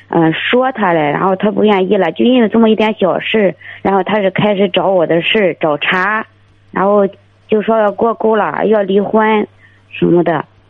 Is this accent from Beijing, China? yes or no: no; Dezhou, Shandong, China; now in Weifang, China; 我老家是德州的